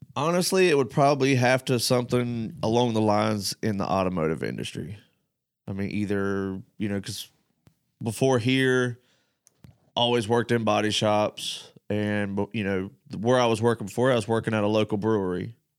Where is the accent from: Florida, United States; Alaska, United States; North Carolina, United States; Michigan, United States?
North Carolina, United States; moved away; I'm the only one from North Carolina that works here.